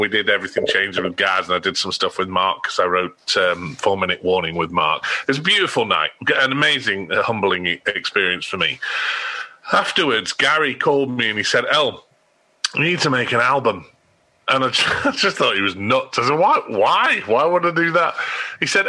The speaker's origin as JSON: {"language": "English", "country": "Australia", "tie": "born or raised there", "said": "I grew up in Australia. My parents emigrated when I was four."}